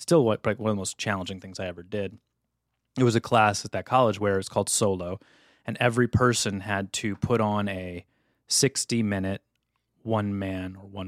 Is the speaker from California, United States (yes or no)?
no; Ladue, Missouri, United States; also born or lived in St. Louis; So I went to Brown. I'm from St. Louis, Missouri.